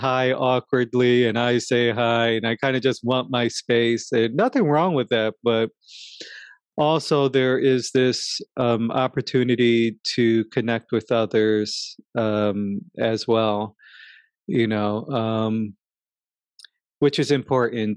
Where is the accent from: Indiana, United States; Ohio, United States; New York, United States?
New York, United States; living in New York, growing up in New York.